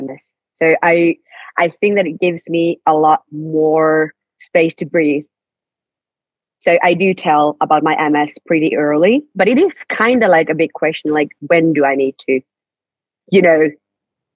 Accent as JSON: {"language": "English", "town": "Rovaniemi", "region": "Lapland", "country": "Finland", "said": "I'm from Rovaniemi, you know, the city of Santa."}